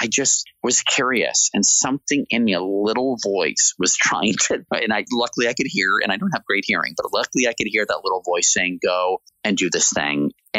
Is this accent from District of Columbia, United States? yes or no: yes; Washington, District of Columbia, United States; I grew up in Washington, D.C., going to Mount Vernon, driving down into Virginia to Monticello.